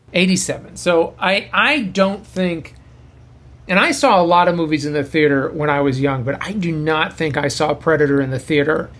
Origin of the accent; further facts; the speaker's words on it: Boston, Massachusetts, United States; moved away as an adult; now in Los Angeles, United States; I'm from Boston, and I I went to Emerson